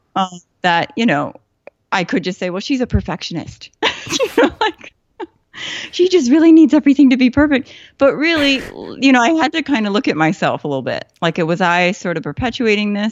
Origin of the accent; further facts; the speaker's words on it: Chicago, Illinois, United States; moved away as an adult; also born or lived in Seoul, South Korea / Saratoga Springs, New York; now in Boston, United States; I grew up in Chicago